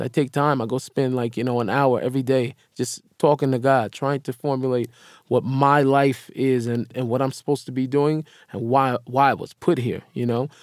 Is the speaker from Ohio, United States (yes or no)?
no; Seattle, Washington, United States; I grew up in Seattle